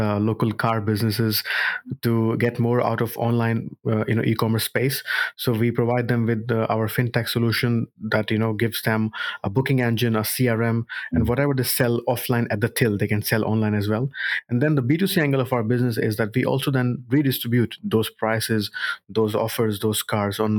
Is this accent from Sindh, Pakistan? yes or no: yes; Karachi, Sindh, Pakistan; moved away as an adult; now in Cardiff, United Kingdom; born and brought up in Karachi, Pakistan.